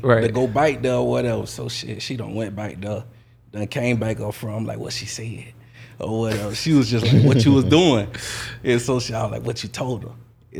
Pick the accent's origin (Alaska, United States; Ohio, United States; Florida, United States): Florida, United States; Jacksonville; I'm from Northside